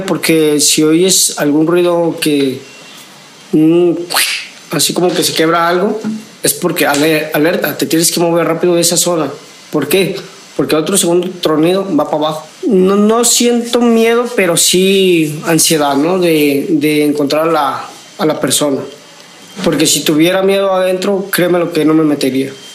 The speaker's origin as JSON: {"language": "Spanish", "town": "Guadalajara", "region": "Jalisco", "country": "Mexico", "said": "Vengo de Guadalajara, Jalisco"}